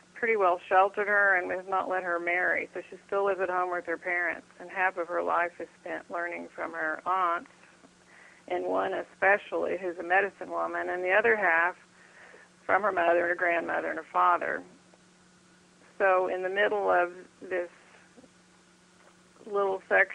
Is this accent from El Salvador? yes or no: no; Texas, United States; being a Texan